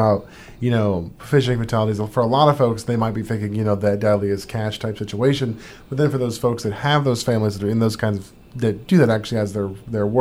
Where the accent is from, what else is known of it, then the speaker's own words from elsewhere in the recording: Anchorage, Alaska, United States; I grew up in Anchorage and therefore I'm classed as a city kid